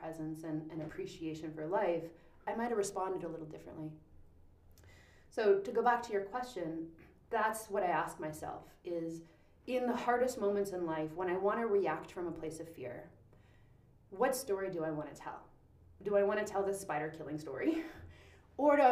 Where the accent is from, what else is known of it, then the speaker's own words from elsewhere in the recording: Powell River, British Columbia, Canada; I was born in Powell River Hospital